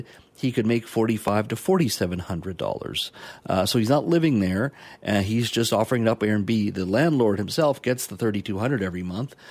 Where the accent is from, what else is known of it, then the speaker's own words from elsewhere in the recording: British Columbia, Canada; I'm a British Columbian